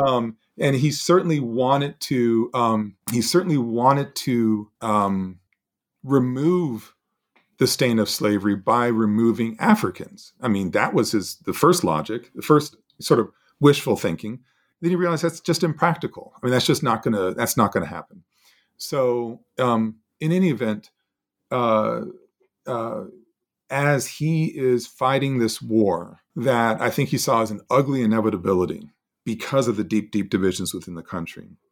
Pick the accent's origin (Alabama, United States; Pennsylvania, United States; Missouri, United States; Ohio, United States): Alabama, United States; Montgomery; we would have broken the colorline of Montgomery Academy